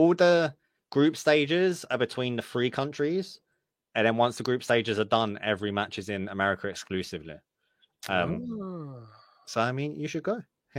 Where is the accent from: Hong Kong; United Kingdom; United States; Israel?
United Kingdom; I'm British.